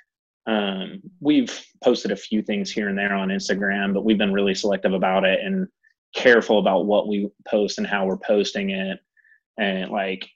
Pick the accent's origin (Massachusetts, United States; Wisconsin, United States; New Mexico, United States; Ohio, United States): Ohio, United States; Northwest; moved away as an adult; now in Nashville, United States; I'm originally from Northwest Ohio. I moved down here and I've lived here in Nashville